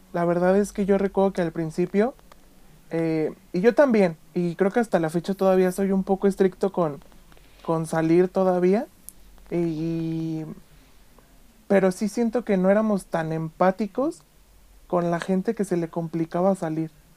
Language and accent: Spanish; Mexico; no tenemos nosotros como mexicanos la costumbre de usar un cubrebocas